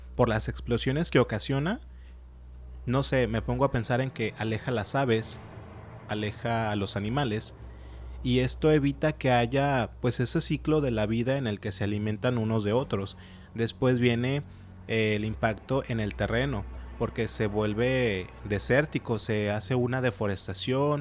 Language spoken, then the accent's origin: Spanish; Colima, Mexico; somos del estado de Colima, también tenemos un volcán demasiado cerca